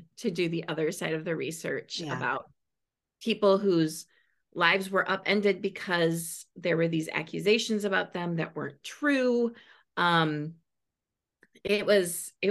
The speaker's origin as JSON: {"language": "English", "region": "Michigan", "country": "United States", "said": "Michigan because it's my home state"}